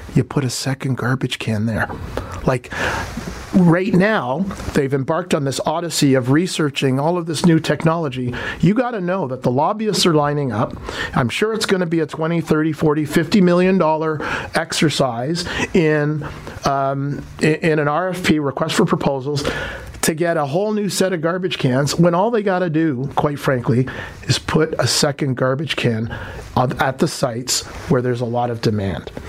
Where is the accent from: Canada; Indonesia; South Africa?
Canada; Toronto, Ontario; I was born and raised in Toronto, Jamaican parentage